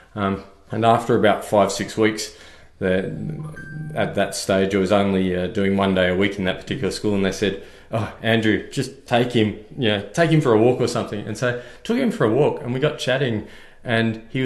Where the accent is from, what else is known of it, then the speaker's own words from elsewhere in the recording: Victoria, Australia; now in Queensland, Australia; Originally from Victoria, so a bit like yourself, this isn't my natural home